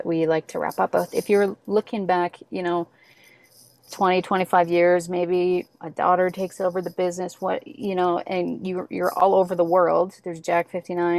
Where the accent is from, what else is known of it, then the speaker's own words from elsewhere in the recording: Slave Lake, Alberta, Canada; also born or lived in Hobbema; Growing up in Slave Lake, or before that, I grew up close to Hobima